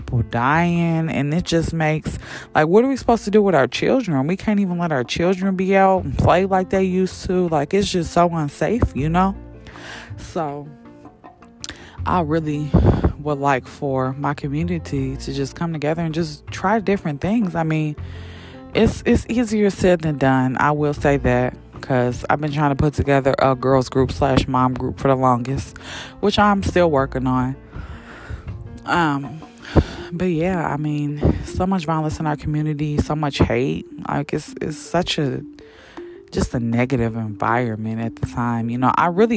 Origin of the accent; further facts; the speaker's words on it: Champaign, Illinois, United States; also born or lived in Chicago, Illinois; I've been in Champaign since I was like 10. I just say I'm from Champaign